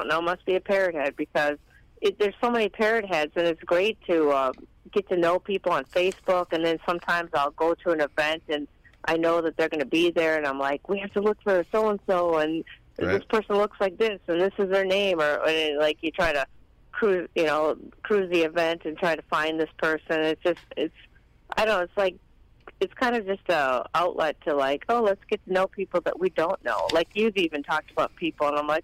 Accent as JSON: {"language": "English", "town": "Apple Valley", "region": "Minnesota", "country": "United States", "tie": "born or raised there", "said": "I actually grew up in Minneapolis, and then, actually born in Minneapolis, I should say, and grew up in a suburb."}